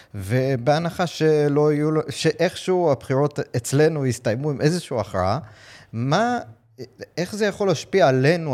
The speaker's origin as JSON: {"language": "Hebrew", "country": "United States", "tie": "born or raised there", "moved": "yes", "lives_now": "Israel", "said": "קודם כל זה הבית שלי, נולדתי שם, גדלתי שם"}